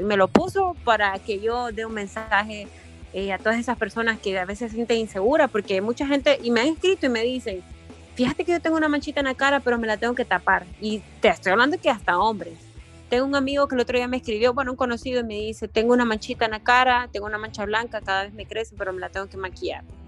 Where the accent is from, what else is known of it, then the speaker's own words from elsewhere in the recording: Honduras; me han discriminado en algún momento en mi país